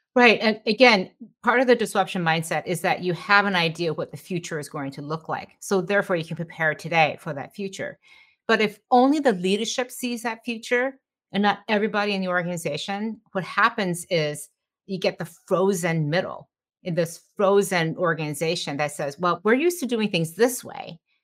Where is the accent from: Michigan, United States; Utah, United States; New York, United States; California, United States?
Michigan, United States; Detroit; I grew up in Detroit, um, the daughter of immigrants